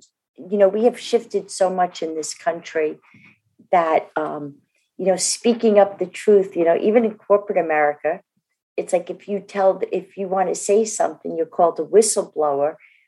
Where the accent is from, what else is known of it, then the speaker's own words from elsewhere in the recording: New Jersey, United States; I'm from New Jersey, as our fan base probably knows.